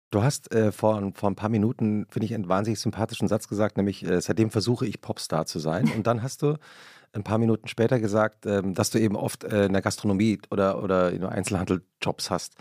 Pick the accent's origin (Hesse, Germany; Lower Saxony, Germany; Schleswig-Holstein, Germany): Hesse, Germany; Langgöns; ich komme aus Langgöns, ich komme aus Mittelhessen